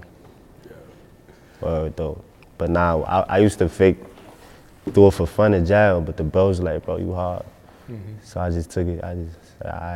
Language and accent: English; New York City, New York, United States; I'm from Bergen and Nordstrom, Crown Heights.